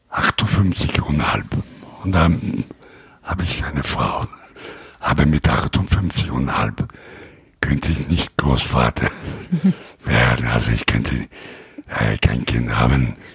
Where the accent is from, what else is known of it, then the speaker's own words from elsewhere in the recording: Italy; German is a second language; Ich bin Italiener